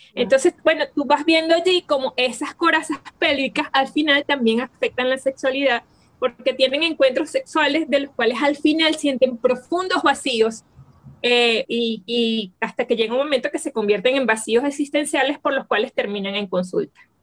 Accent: Venezuela; aquí en Venezuela les llamamos

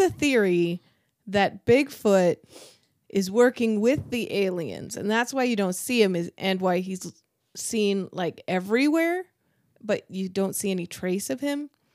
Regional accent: Pacific Northwest, United States; I grew up in the Pl-, Pacific Northwest

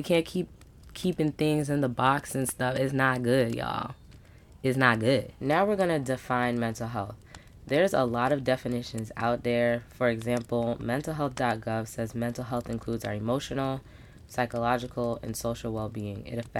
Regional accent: Brooklyn, New York, United States; born there; I am a Caribbean Black woman. My dad's side is from Trinidad. My mom's side is from Barbados. I was born in Brooklyn, New York.

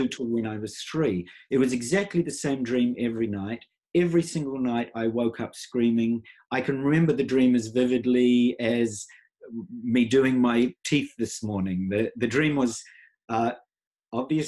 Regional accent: New Zealand; I was born in New Zealand. I'm a Maori Hawaiian by birth

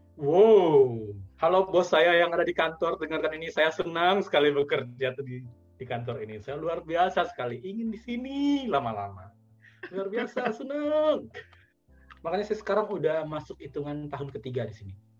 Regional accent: Padang, West Sumatra, Indonesia; also born or lived in Bukittinggi; saya kan dari Padang ya saya di Bukit Tinggi

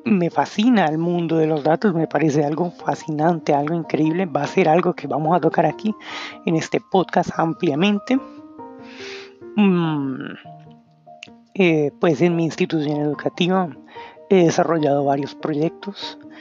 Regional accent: Bogotá, Colombia; soy de Colombia, de Bogotá

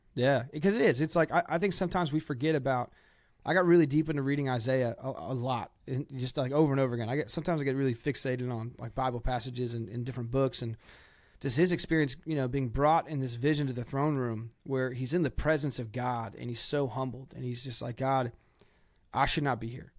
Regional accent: Ohio, United States; I'm from Ohio

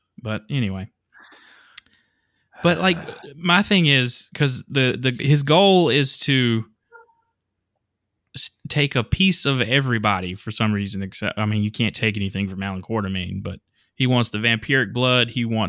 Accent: Mississippi, United States; I'm actually from Mississippi, but I'm going to sound like I was raised in the Valley in California somewhere.

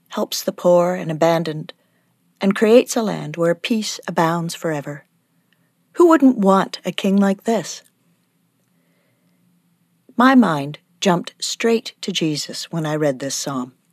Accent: Canada; As a Canadian, I don't think about monarchs very often.

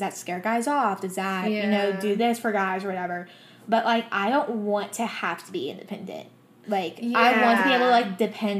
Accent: the South, United States; we are from the South

